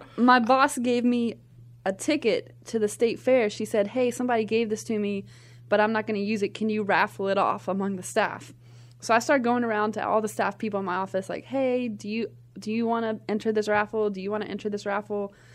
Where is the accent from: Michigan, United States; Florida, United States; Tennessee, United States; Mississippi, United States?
Tennessee, United States; Nashville; I'm from Nashville, Tennessee, grew up there